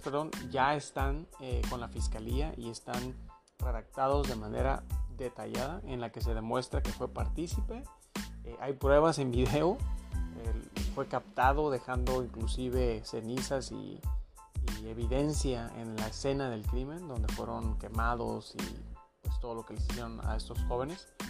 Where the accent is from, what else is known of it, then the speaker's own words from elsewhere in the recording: Mexico; como mexicanos